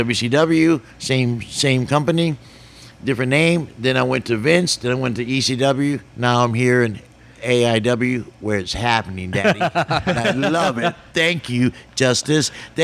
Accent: Tampa, Florida, United States; I grew up in Tampa

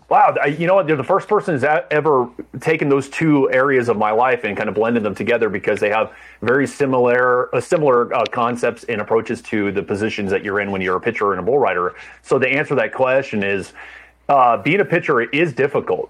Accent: Orange County, Southern California, United States; also born or lived in San Diego; I grew up in Orange County

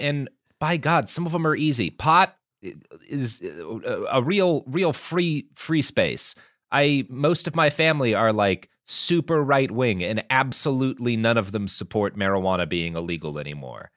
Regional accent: Texas, United States; as a Texan

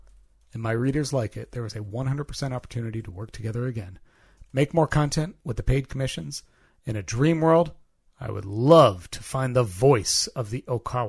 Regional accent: United Kingdom; I am a British, UK-based fan fiction writer

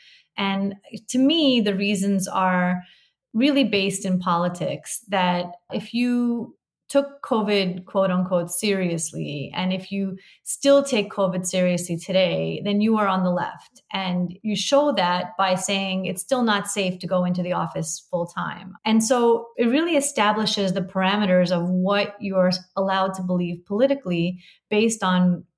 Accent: New York City, New York, United States; I grew up in Brooklyn in the 1980s. I grew up in a really rough neighborhood.

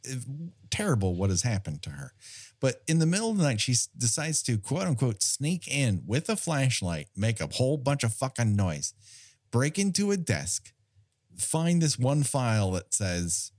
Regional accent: California, United States; I grew up in California

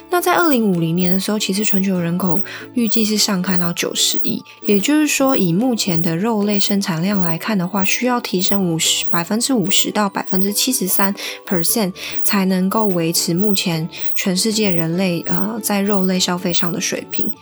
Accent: Taiwan; 身为台湾人的话，一定会去选择一些跟台湾贴近或是我们平常饮食习惯相关的一些食品选择

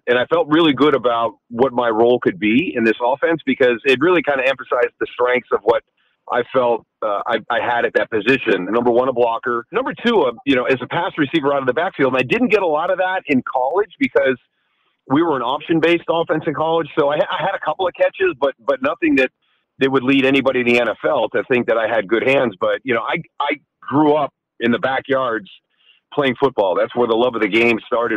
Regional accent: Youngstown, New York, United States; a young boy growing up in Youngstown, New York, up outside of Niagara Falls

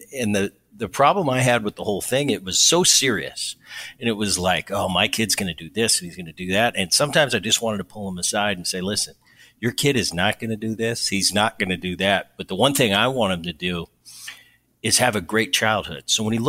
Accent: New Jersey, United States; I grew up in Jersey as a young kid.

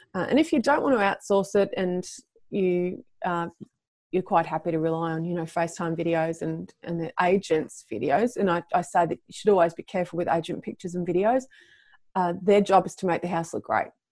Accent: Melbourne, Victoria, Australia; for Melbourne, for my hometown

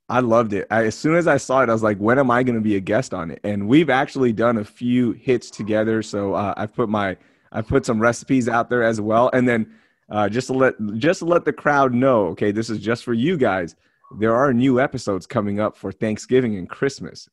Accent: Houston, Texas, United States; also born or lived in Karachi, Pakistan / Sugar Land, Texas; I grew up in Houston, Texas, and Sugarland, Texas, but I am a first generation immigrant

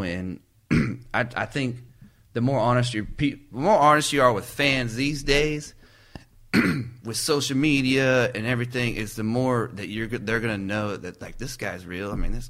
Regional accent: California, United States; also born or lived in the South; We're both from California, and out west, you know, it's a whole different kind of thing out there.

